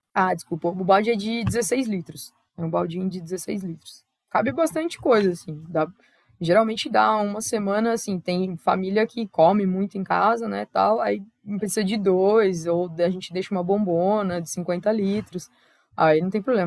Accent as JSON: {"language": "Portuguese", "region": "São Paulo", "country": "Brazil", "tie": "born or raised there", "also_born_or_lived": "Araraquara, São Paulo", "said": "Eu sou originalmente de lá, né, o Miocaria fica em Araraquara, interior de São Paulo, mas eu nasci em São Paulo, capital"}